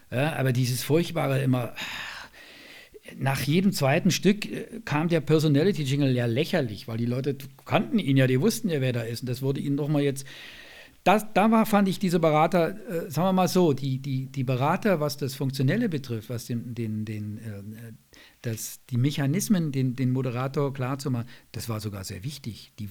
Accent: Bavaria, Germany; Ich höre natürlich Bayern 3, weil ich selber da ab und zu sende, weil es meine alte Heimat ist noch

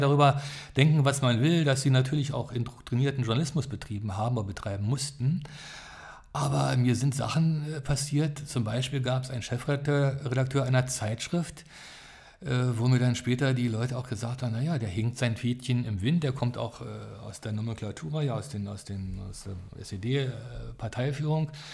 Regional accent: Berlin, Germany; moved away as an adult; also born or lived in Munich / Hamburg; ich bin Berliner, aber es ist mir nie vergönnt gewesen, hier in der Stadt mal Radio zu machen.

